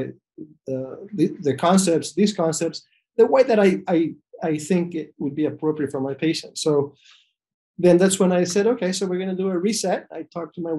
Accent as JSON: {"language": "English", "country": "El Salvador", "tie": "born or raised there", "also_born_or_lived": "New York City", "moved": "as an adult", "lives_now": "Rhode Island, United States", "said": "I was born in El Salvador, back a few decades ago. And then I went to medical school actually in El Salvador"}